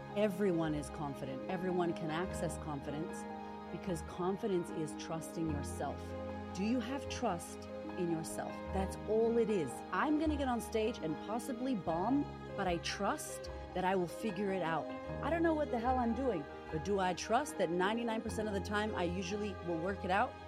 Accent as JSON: {"language": "English", "town": "Boston", "region": "Massachusetts", "country": "United States", "tie": "born or raised there", "moved": "yes", "said": "I, I grew up in America. I grew up in, in Boston"}